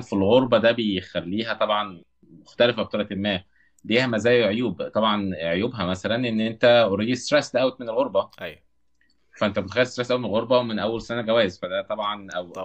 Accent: Cairo, Cairo Governorate, Egypt; moved away as an adult; also born or lived in Saudi Arabia; اغلب جزء كبير من حياتي في مصر قضيته في المعادي

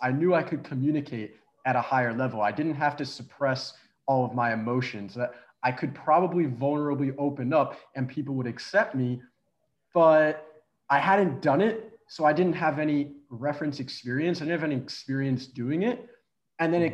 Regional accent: Philadelphia, Pennsylvania, United States; moved away as an adult; also born or lived in Connecticut; I'm from Philadelphia

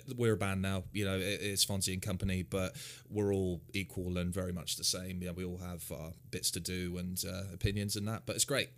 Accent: Hounslow, London, United Kingdom; also born or lived in Islington; i grew up um, uh, around the Chiswick round, so Hounslow, Twickenham, Staines

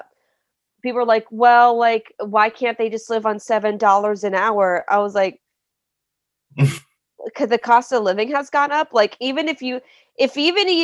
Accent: Stewartstown, Pennsylvania, United States; moved away as an adult; now in New York City, United States; I'm from a small town called Stuartstown in Pennsylvania

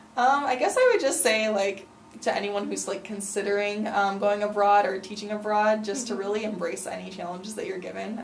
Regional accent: United States; as an American

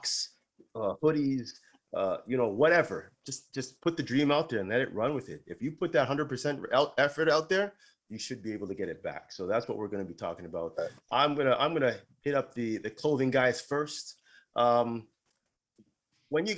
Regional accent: Toronto, Ontario, Canada; we're originally from Toronto

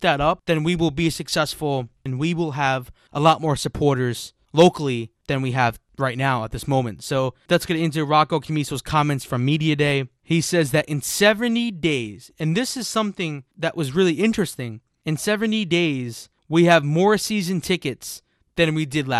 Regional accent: United States; an American

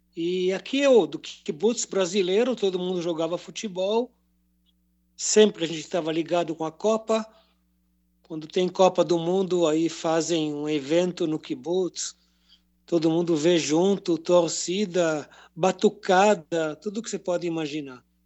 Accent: a kibbutz near the Gaza Strip, Southern District, Israel; now in Jerusalem, Israel; sou de origem de um kibbutz perto da faixa de Gaza, kibbutz de brasileiros

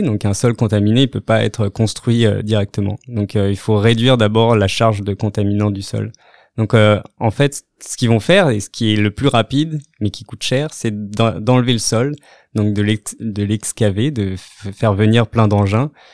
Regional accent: France; moved away as an adult; also born or lived in Rennes / Australia; now in Montreal, Canada; Je viens donc de, la, France, où j'ai commencé mes études en biologie végétale

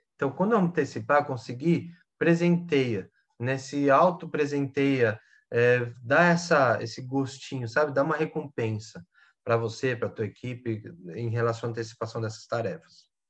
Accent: Brazil; Nós brasileiros, né? Que eu também sou brasileiro

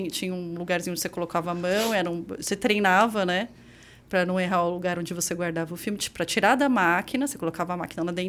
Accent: São Paulo, Brazil; Ali na Vila Formosa, você

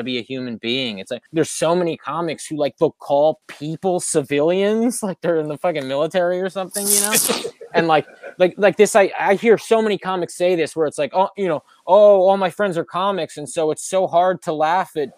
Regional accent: New Jersey, United States; I'm from Jersey

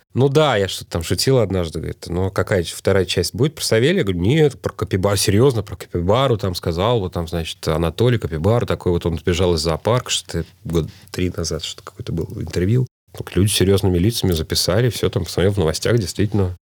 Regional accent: Moscow, Russia; Хотя сам я родился в Кузьминках, я родился вообще на таких индустриальных окраинах города.

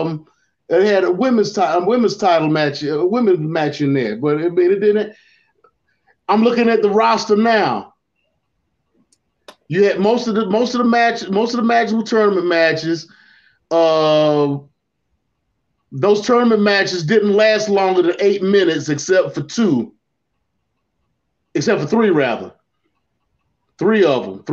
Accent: Mid-Atlantic, United States; I grew up in the Mid-Atlantic with Jim Crockett Promotions

